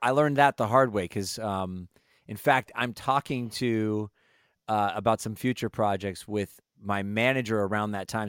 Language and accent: English; Los Angeles, California, United States; also born or lived in Las Vegas, Nevada; we moved to L A from Northern California, so I was born in Vegas, lived in Northern California, moved